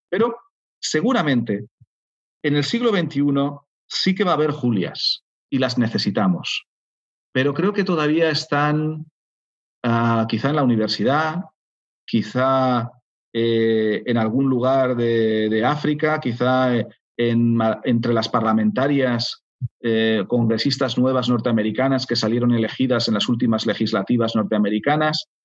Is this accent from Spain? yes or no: yes; Spain